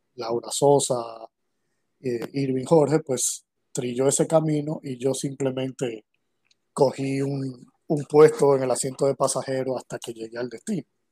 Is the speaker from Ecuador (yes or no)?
no; Santo Domingo, Distrito Nacional, Dominican Republic; Yo nací aquí en República Dominicana, en Santo Domingo, eh, en el año 82, 1982.